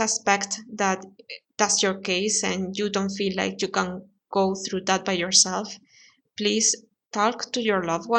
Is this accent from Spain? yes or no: yes; Spain; English is a second language; I'm from Spain. I live in Spain